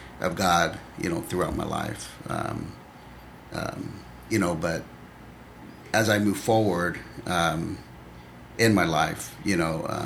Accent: Vallejo, California, United States; moved away as an adult; now in Sacramento, United States; I grew up in the Bay Area. I grew up in Vallejo, where we lived at, while my dad worked in San Francisco for 30 years.

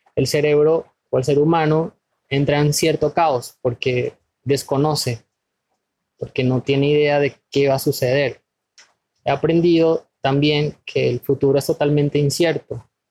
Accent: Venezuela; moved away as an adult; now in Ecuador; soy de Venezuela, tengo 31 años y de los cuales yo viviendo en Ecuador 7 años

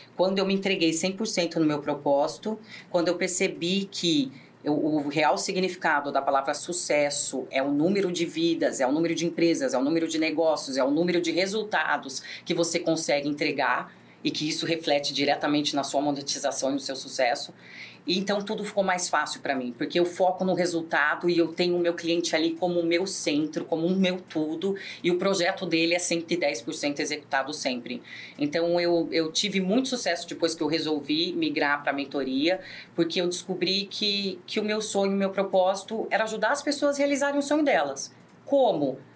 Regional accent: Americana, São Paulo, Brazil; sou natural de Americana

